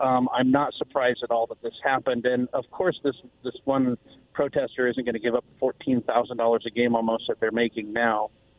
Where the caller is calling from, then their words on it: West Richland, Washington, United States; Hi, this is … from West Richland.